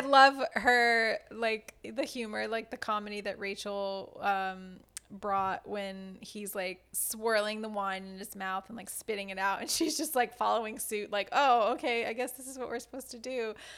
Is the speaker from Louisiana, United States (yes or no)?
yes; South Louisiana, United States; I, myself, am Cajun. I'm from South Louisiana, um, near New Orleans